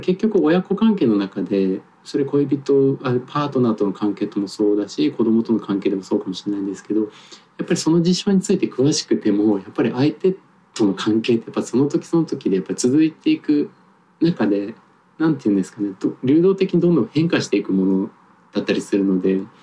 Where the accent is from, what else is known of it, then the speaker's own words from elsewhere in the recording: Tokyo, Japan; 僕も東京育ちが長いので